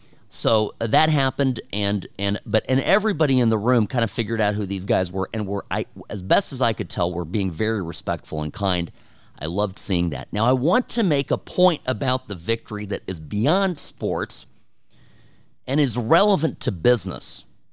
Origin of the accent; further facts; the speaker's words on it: California, United States; moved away as an adult; I'm a transplant here. I'm born and raised in California. Spent most of my life out there, and moved out here 4 years ago, never looking back.